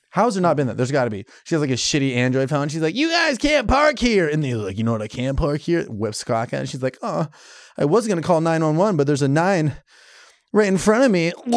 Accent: Iowa, United States; I'm from Iowa.

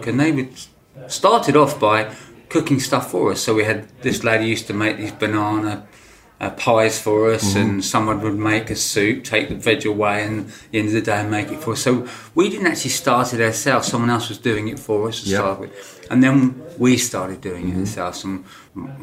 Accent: Lewes, South East England, United Kingdom; Mother and father had a fruit farm nursery just outside Lewis. And I grew up on that fruit farm

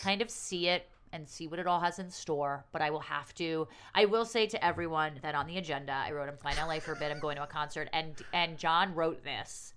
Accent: New York City, New York, United States; as a New Yorker

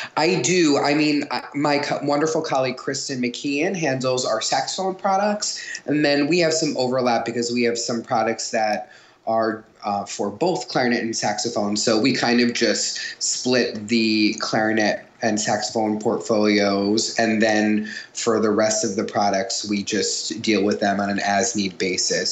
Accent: Long Island, New York, United States; I'm from Long Island

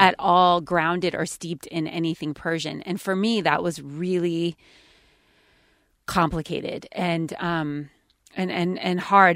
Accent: California, United States; I grew up in California

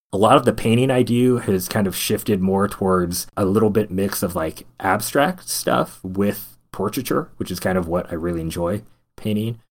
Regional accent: Stockton, California, United States; I'm originally from Central Valley of California, from a place called Stockton, California. Not necessarily known for a lot of good things, but that's where I was born

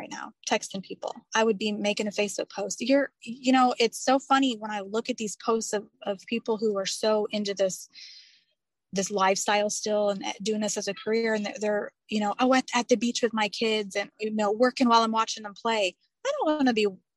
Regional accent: Indiana, United States; now in Alabama, United States; I live in Alabama now. I'm originally from Indiana

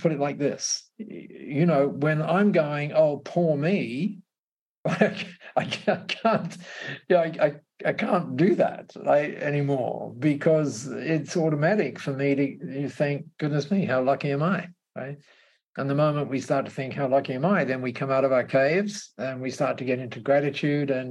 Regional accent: Australia; I was regarded as an Aussie bloke

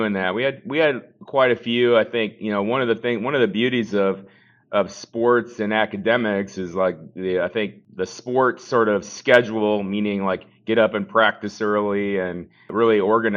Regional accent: Bloomington, Minnesota, United States; I grew up in Bloomington, Minnesota

